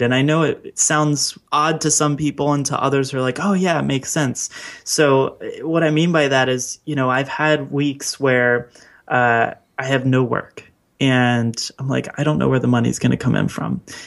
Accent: Baltimore, Maryland, United States; my hometown of Baltimore

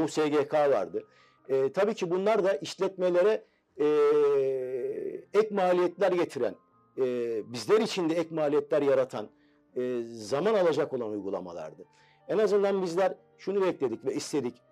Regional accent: Istanbul, Turkey; also born or lived in Malatya; Üsküdar doğumluyum. Aslen Malatyalıyım.

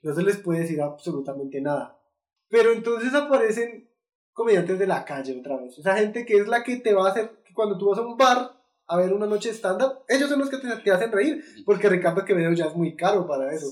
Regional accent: Colombia; nosotros como colombianos

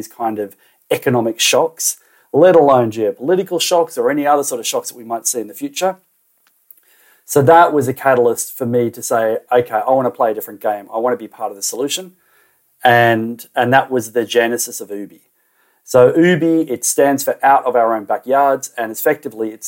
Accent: Australia; moved away as an adult; also born or lived in Waiheke Island, New Zealand; I grew up in Australia

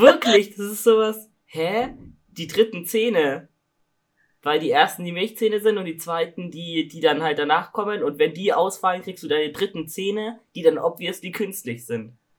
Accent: Augsburg, Bavaria, Germany; Also ich komme aus Augsburg

